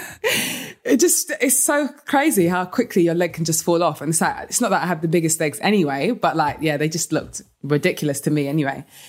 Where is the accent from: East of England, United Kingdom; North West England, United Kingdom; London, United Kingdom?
London, United Kingdom; moved away as an adult; also born or lived in United States; being in London and then moving to the U S